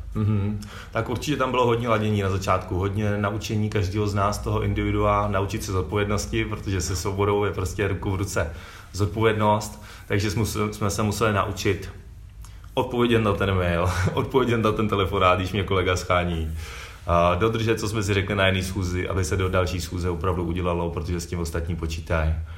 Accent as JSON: {"language": "Czech", "region": "Prague", "country": "Czechia", "said": "já jsem z Modřán"}